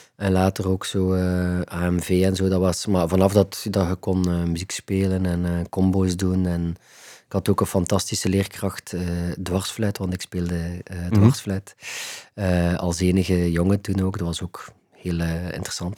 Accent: Ghent, Flanders, Belgium; Ik ben opgegroeid in Gentbrugge

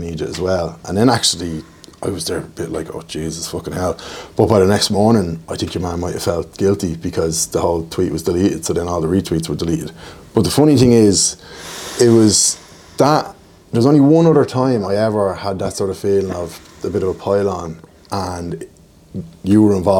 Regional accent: Ashbourne, County Meath, Ireland; we're from Ashburn or from Mead

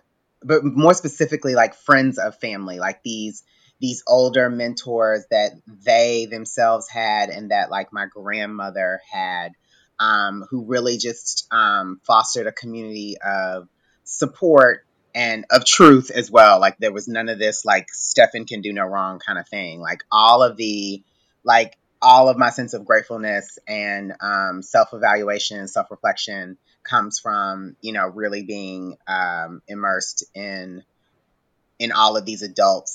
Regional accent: Louisville, Kentucky, United States; my hometown Louisville

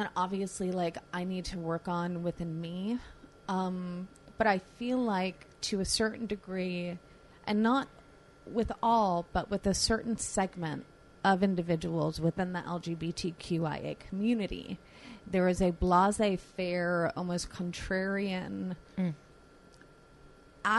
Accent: Long Island, New York, United States; I grew up out on Long Island

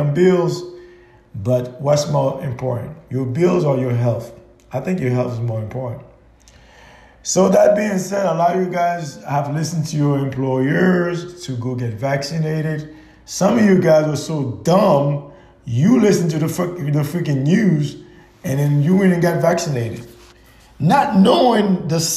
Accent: Haiti; now in United States

